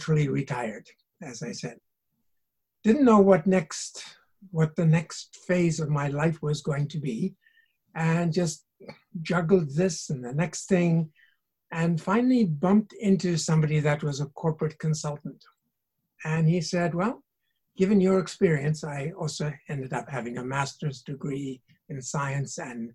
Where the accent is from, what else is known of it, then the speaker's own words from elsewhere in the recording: South Africa; moved away as an adult; now in Canada; I grew up in South Africa